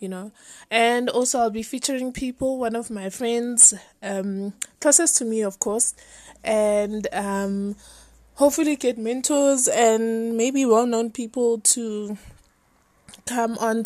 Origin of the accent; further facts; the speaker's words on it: Soweto, Gauteng, South Africa; I'm from Soweto in South Africa